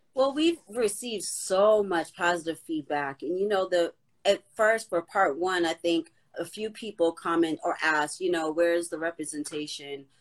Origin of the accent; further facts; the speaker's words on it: Boston, Massachusetts, United States; Boston, that's my hometown